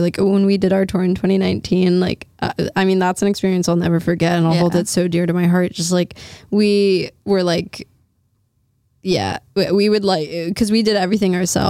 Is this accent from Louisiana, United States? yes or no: yes; New Orleans, Louisiana, United States; moved away; New Orleans, which is my hometown.